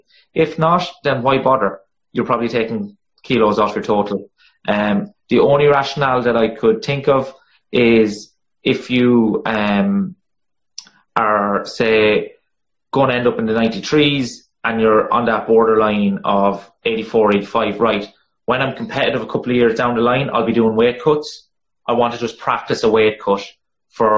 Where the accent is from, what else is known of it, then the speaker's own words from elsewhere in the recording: Ireland; accent: monotone bogman; my monotone bogman accent